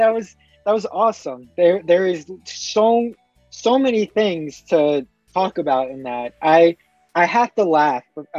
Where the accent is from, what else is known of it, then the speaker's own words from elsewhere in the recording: United States; I was born here, but my dad was actually born in Colombia.